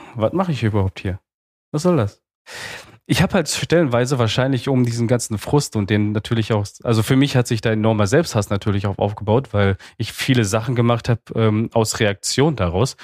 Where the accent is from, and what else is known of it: Altena, North Rhine-Westphalia, Germany; born or raised there; also born or lived in Romania